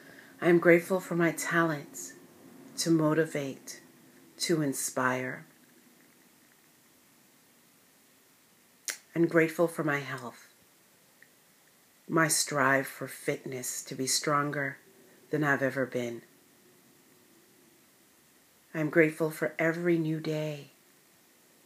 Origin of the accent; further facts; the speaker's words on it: United States; for being an American